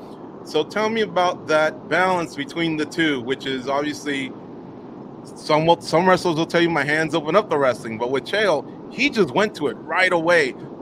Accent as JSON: {"language": "English", "region": "Iowa", "country": "United States", "lives_now": "Florida, United States", "said": "from Iowa, living in Florida."}